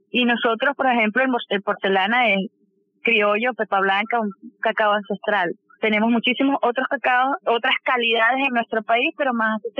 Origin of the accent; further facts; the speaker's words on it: Venezuela; nosotros como venezolanos